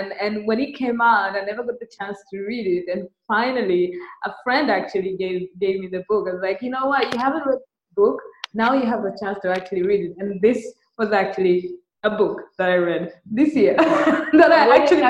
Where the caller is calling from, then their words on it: Dar es Salaam, Tanzania; I'm podcasting from Dar es Salaam. Very rainy Dar es Salaam.